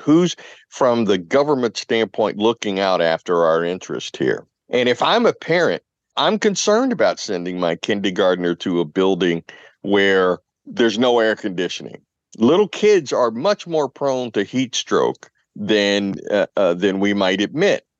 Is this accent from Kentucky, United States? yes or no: yes; Louisville, Kentucky, United States; now in New England, United States; where I grew up in Louisville, Kentucky